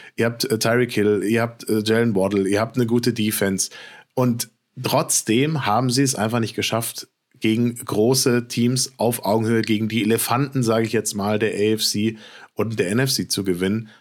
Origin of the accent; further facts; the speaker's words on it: Frankfurt, Hesse, Germany; Frankfurt, meine Geburtsstadt